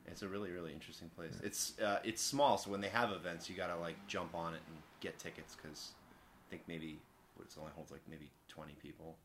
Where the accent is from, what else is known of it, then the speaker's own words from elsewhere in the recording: Long Island, New York, United States; I grew up with on Long Island